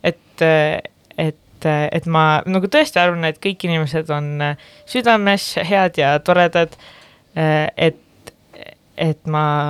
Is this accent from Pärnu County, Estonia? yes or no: yes; Pärnu-Jaagupi, Pärnu County, Estonia; now in Tallinn, Estonia; Pärnu Jagupisse, kus ma pärit olen